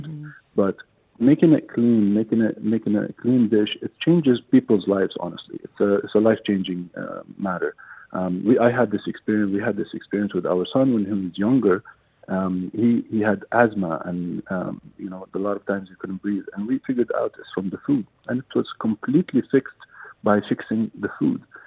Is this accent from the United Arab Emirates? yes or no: yes; United Arab Emirates; I grew up here in the UAE. My whole life was based in the UAE